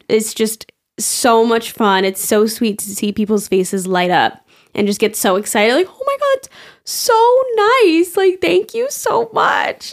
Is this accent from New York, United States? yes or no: yes; New York, United States; I'm from New York